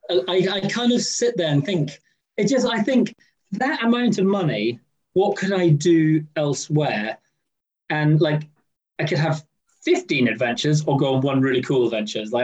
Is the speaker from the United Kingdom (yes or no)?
yes; Scotland, United Kingdom; As a Scotsman